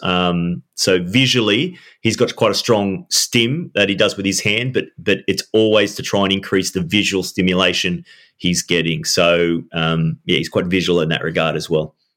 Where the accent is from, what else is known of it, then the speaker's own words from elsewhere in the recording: Sydney, New South Wales, Australia; I'm from Sydney, Gary, and I'm still now in Sydney